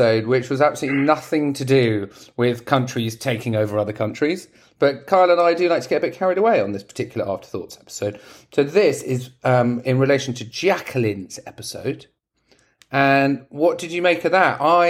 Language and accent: English; England, United Kingdom; I'm English